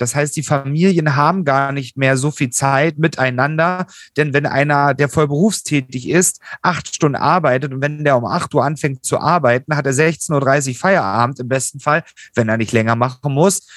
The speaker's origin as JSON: {"language": "German", "country": "Germany", "said": "in unserem Land"}